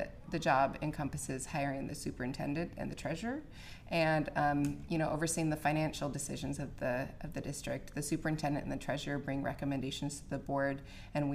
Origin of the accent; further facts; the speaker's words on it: Rochester, Minnesota, United States; moved away as an adult; also born or lived in Kasson, Minnesota / Utah; now in Dayton, United States; I am from Rochester, Minnesota. I was born and raised in Rochester, Minnesota